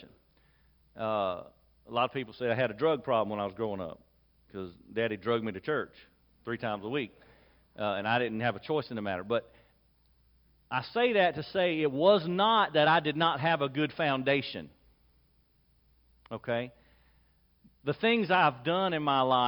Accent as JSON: {"language": "English", "town": "Lexington", "region": "South Carolina", "country": "United States", "tie": "born or raised there", "said": "I was born in 1972 in Lexington, South Carolina, to parents who prioritized going to church"}